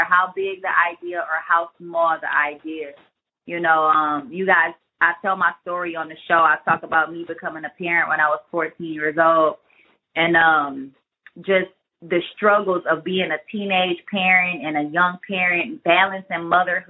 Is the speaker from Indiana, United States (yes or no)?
no; Detroit, Michigan, United States; we're both from Detroit